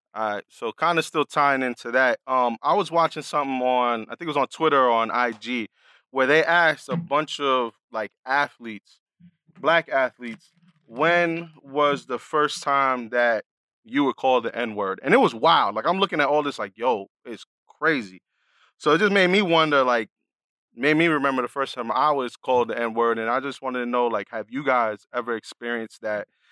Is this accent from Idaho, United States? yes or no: no; New York City, New York, United States; moved away; I'm coming from the Bronx